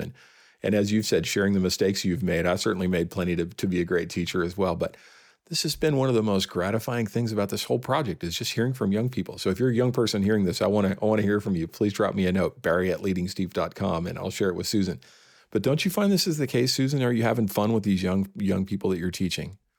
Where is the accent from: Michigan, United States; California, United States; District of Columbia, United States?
California, United States; San Francisco Bay Area; born or raised there; also born or lived in Mount Rainier National Park